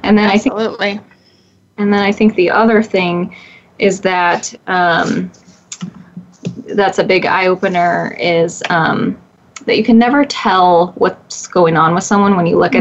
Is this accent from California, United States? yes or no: yes; Redding, California, United States; moved away as an adult; also born or lived in Long Island, New York; now in Portland, United States; my hometown of Redding, California